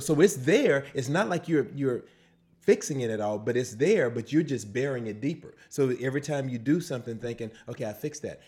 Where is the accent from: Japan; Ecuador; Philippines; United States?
United States; Slidell, Louisiana; also born or lived in New Orleans; I am from, uh, New Orleans by way of Slidell, Slidell by way of New Orleans